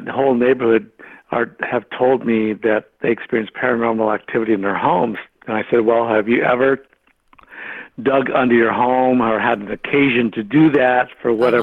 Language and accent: English; Alameda, California, United States; When I grew up in Alameda